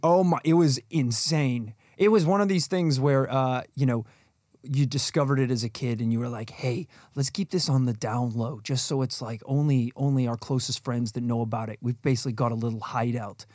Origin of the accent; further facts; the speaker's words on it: Northern Ireland, United Kingdom; when we were growing up in Northern Ireland